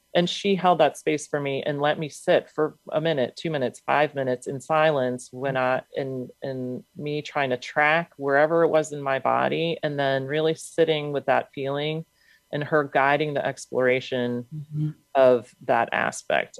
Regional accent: United States; a Ukrainian born in the States.

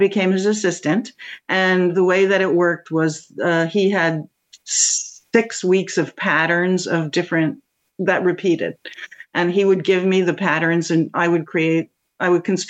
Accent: New York City, New York, United States; I grew up in New York City

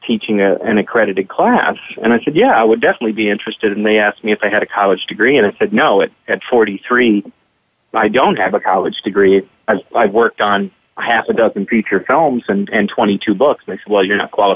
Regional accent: Kentucky, United States; growing up in Kentucky

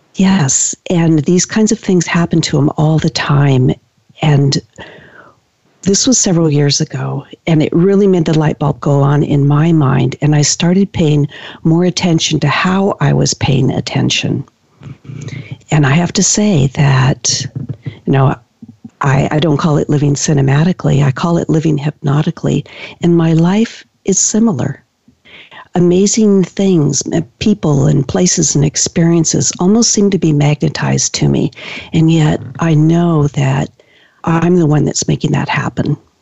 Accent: Washington, United States; I've been practicing now for 18 years here in, in my county in Washington

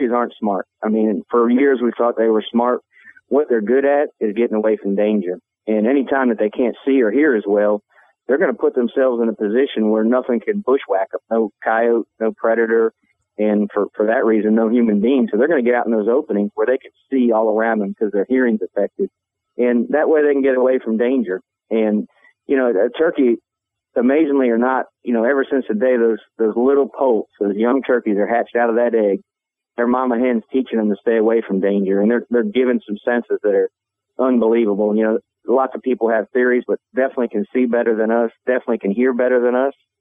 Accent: Kansas, United States; out there in Kansas, it's kind of like where I'm at, my home state

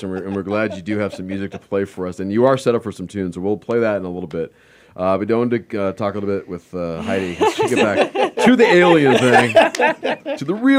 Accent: Southern California, United States; also born or lived in Southern New Mexico; now in Arizona, United States; I grew up in Southern California. I went to school in Southern New Mexico. Now I live here in Arizona.

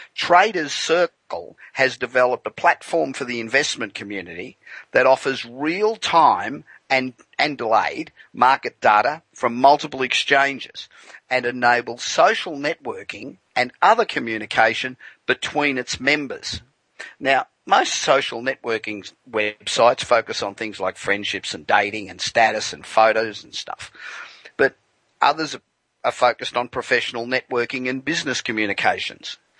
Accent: Australia; now in Los Angeles, United States; the Aussies, my original home

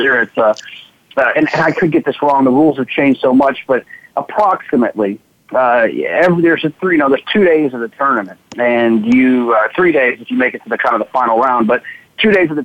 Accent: Dallas, Texas, United States; where I grew up in Dallas, Fort Worth.

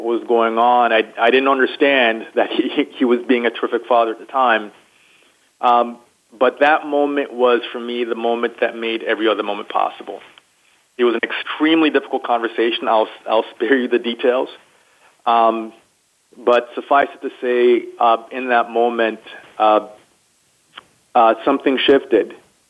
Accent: United States; particularly as a young black man growing up in the United States, there were certainly a number of instances and a number of challenges that I encountered.

